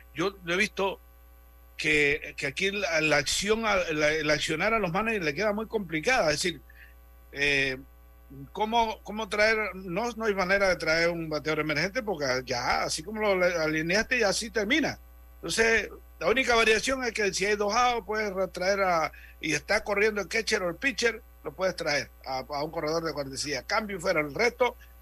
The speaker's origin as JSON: {"language": "Spanish", "region": "Interior", "country": "Panama", "said": "allá del interior, pero de allá de mi tierra"}